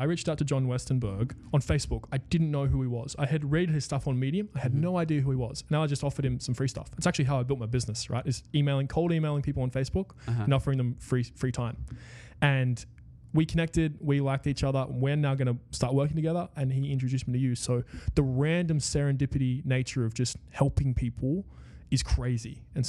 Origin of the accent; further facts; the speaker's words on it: Wagga Wagga, New South Wales, Australia; I was from Wagga Wagga.